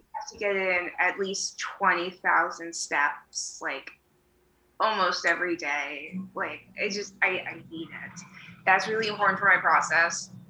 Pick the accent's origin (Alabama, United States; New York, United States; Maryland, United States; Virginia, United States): Virginia, United States; moved away as an adult; also born or lived in Tucson, Arizona; now in Chicago, United States; I was born and raised in Virginia